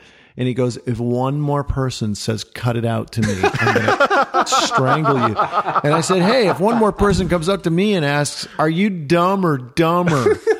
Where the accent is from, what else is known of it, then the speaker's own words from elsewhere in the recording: Michigan, United States; we're both from Michigan.